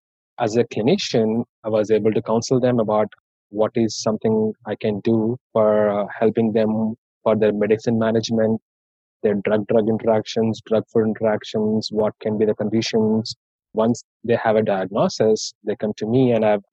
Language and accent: English; Hyderabad, Telangana, India; English is a second language; moved away as an adult; now in United States; I'm from India and from Hyderabad